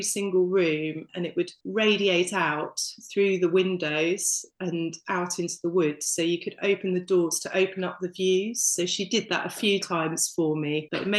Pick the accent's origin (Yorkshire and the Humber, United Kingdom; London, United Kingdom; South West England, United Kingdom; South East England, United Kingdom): South East England, United Kingdom; Isle of Wight; I went back home to the Isle of Wight